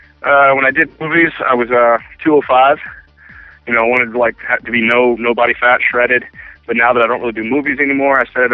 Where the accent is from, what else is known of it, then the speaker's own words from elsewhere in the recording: Greensboro, North Carolina, United States; also born or lived in Roanoke, Virginia; I was born in Roanoke, Virginia, and then kind of lived there for a few years. And then mainly, the young person in my life that lived in, we moved to Greensboro, North Carolina